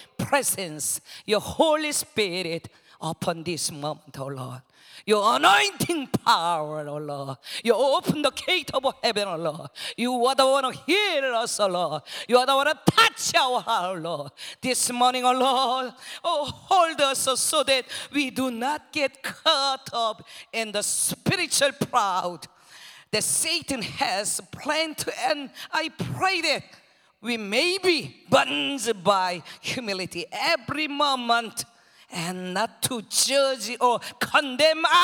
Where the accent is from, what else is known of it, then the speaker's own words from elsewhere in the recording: Seoul, South Korea; English is a second language; moved away as an adult; now in Philippines; I was born in Seoul, Korea